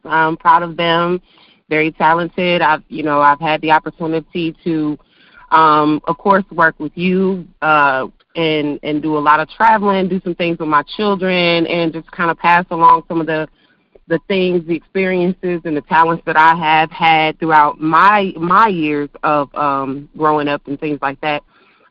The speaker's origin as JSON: {"language": "English", "town": "Buffalo", "region": "New York", "country": "United States", "also_born_or_lived": "Arizona / Georgia", "moved": "yes", "lives_now": "Huntsville, United States", "said": "I'm originally from New York, Buffalo, New York. Hey, live here in Huntsville, in Arizona, Georgia."}